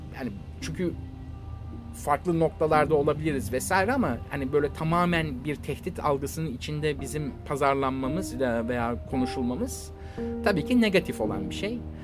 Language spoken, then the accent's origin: Turkish; Istanbul, Turkey; biz İstanbullular olaraktan yani e, Rus gemilerine aşinayız